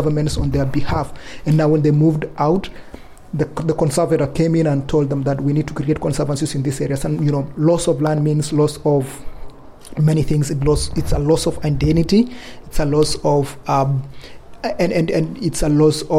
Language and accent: English; Kenya; I come from Kenya, and I come from Endorois people.